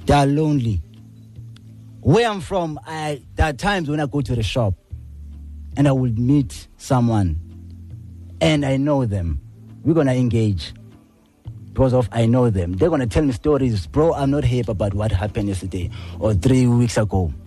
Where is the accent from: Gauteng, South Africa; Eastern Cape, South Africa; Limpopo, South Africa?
Eastern Cape, South Africa; Gqeberha; I'm from New Brighton.